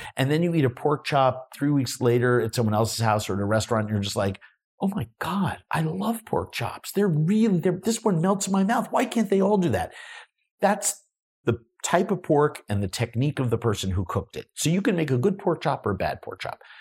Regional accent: New York City, New York, United States; moved away; also born or lived in Long Island; I grew up in New York City

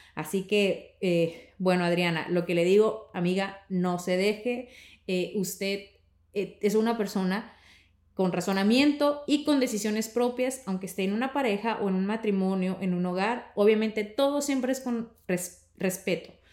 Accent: northern Mexico, Mexico; somos mexicanos, ambos norteños

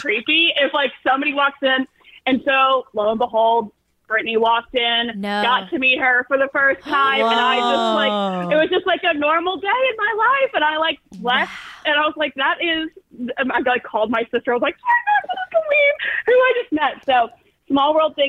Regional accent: Franklin, Tennessee, United States; also born or lived in Nashville, Tennessee; I grew up in Franklin and Brentwood

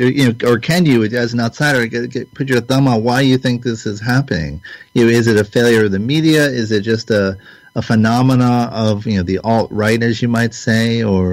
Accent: Canada; as a Canadian, as an outsider, Americans are puzzled by this election

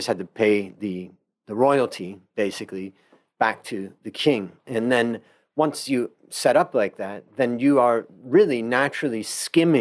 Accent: Ohio, United States; moved away as an adult; now in Thailand; a friend of mine that I grew up with when I grew up in Ohio

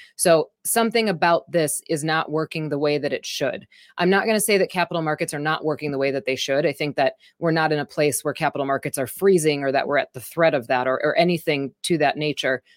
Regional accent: Wisconsin, United States; I'm from Wisconsin

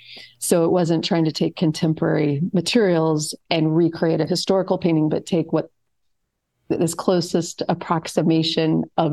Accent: Colorado, United States; also born or lived in New Orleans, Louisiana / Chicago / Florence / Delaware; now in Florida, United States; And I grew up, my early life was in New Orleans. I was raised in Colorado.

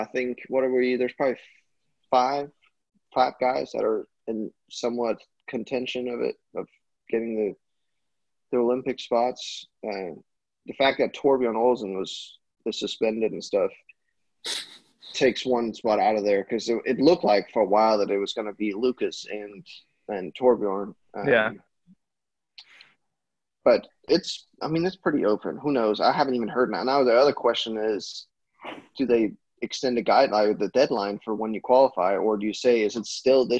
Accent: Denmark

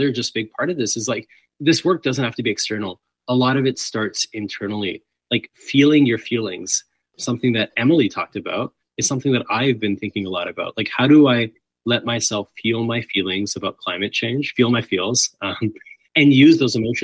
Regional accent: British Columbia, Canada; as a British Columbian

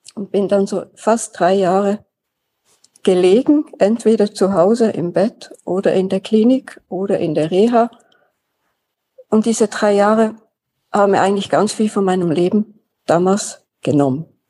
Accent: Switzerland; Ich bin 1948 in der Schweiz geboren, Schulen durchlaufen, da aufgewachsen

